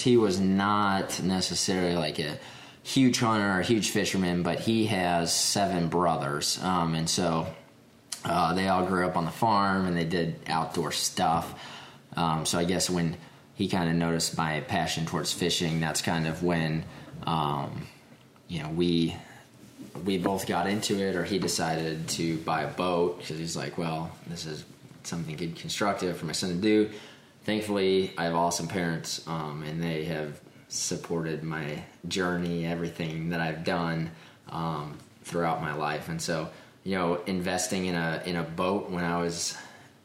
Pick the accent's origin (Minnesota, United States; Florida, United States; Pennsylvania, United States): Minnesota, United States; I grew up in Minnesota